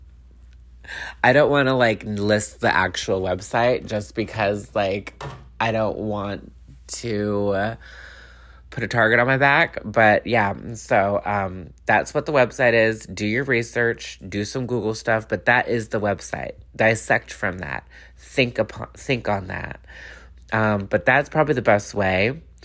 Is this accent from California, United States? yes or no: yes; Los Angeles, California, United States; I'm from Los Angeles